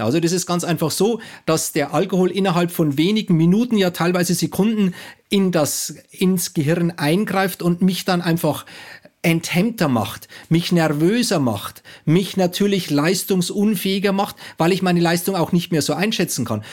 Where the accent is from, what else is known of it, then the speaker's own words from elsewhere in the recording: Bavaria, Germany; Also ich komme aus Bayern